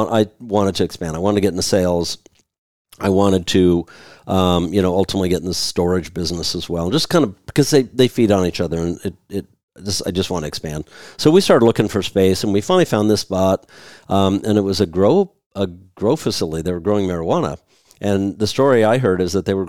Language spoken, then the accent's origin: English; Seattle, Washington, United States; also born or lived in Germany / Portland; I'm from Seattle. All my friends are up here